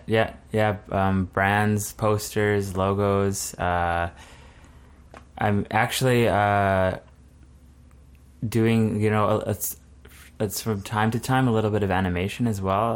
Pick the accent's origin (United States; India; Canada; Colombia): Canada; Altona, Manitoba; I grew up in Altona, which is about an hour south of Winnipeg.